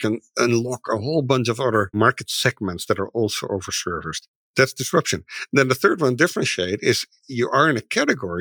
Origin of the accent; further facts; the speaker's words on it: Netherlands; moved away as an adult; now in Seattle, United States; When I came to the US, I'm from the Netherlands. We moved here in 2004, about 18, 19 years ago.